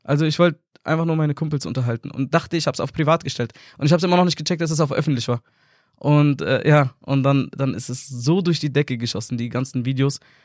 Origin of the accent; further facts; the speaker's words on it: Nuremberg, Bavaria, Germany; bin aus Nürnberg, bin auch tatsächlich in Nürnberg geboren